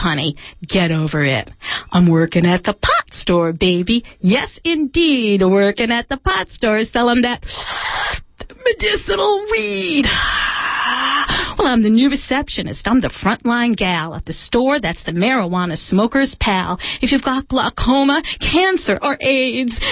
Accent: Mendocino, California, United States; I'm from Mendocino

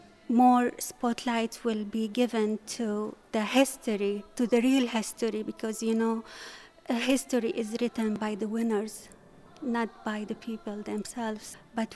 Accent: Syria; moved away; I'm from Syria. I came here like 9 years ago. We used to speak Aramaic in our house, with Arabic, of course, because Arabic is the official language of Syria.

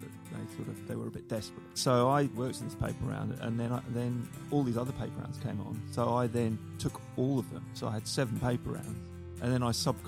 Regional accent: United Kingdom; moved away as an adult; also born or lived in Tottenham, London / Southgate, London; now in New Zealand; Grew up in, first of all, in London, in a place called Southgate, and then we moved to a village called Coney Heath

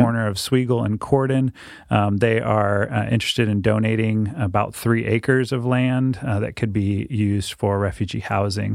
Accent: Keizer, Oregon, United States; also born or lived in Dominican Republic; I was born and raised right here in Kaiser.

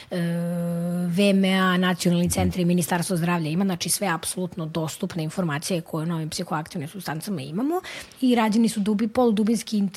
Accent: Serbia; kod nas u Srbiji

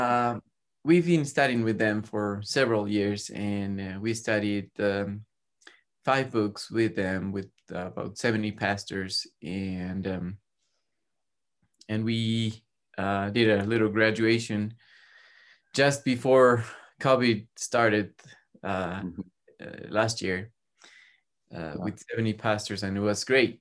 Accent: Cuenca, Azuay, Ecuador; I'm from Ecuador. I was raised and born here.

